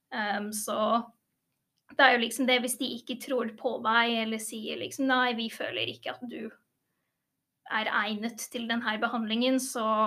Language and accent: Norwegian; England, United Kingdom; now in Norway; jeg er jo født og oppvokst i England